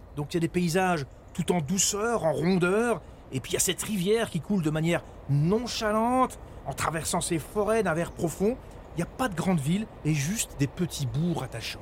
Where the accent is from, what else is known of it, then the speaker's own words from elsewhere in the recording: Lorraine, Grand Est, France; je viens de Lorraine, donc c'est frontalier avec la Belgique